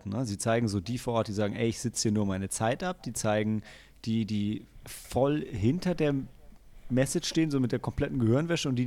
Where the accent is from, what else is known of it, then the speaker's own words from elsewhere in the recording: Germany; als Deutscher sind wir es ja total gewohnt, dass ähm, unsere Vergangenheit sowohl von uns als auch von allen anderen